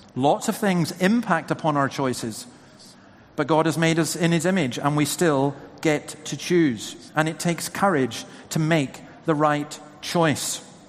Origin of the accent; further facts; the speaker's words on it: Scotland, United Kingdom; who's been born and bred in Scotland, lived there virtually all my life